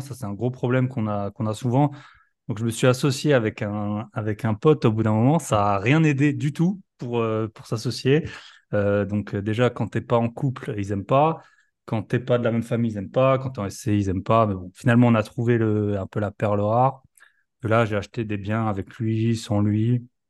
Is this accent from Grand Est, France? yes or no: yes; Alsace, Grand Est, France; moved away as an adult; Je suis alsacien aussi